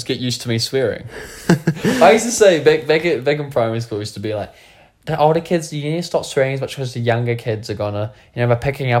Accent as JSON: {"language": "English", "country": "New Zealand", "said": "Yes, I'm 18. Yes, I'm from New Zealand. Yep, I'm not from Germany."}